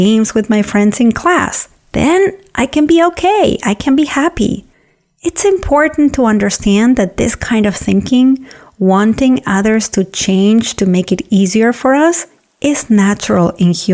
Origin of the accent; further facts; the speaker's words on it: Argentina; now in United States; my hometown in Argentina where she lives